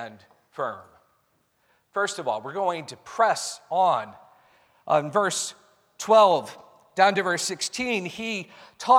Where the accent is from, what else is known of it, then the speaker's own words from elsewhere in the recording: United States; I'm an American